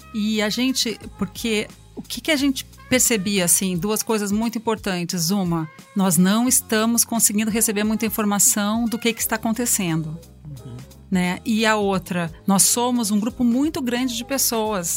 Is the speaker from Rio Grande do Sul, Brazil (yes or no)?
yes; Porto Alegre, Rio Grande do Sul, Brazil; moved away as an adult; now in São Paulo, Brazil; mudei para São Paulo em 93 sou de Porto Alegre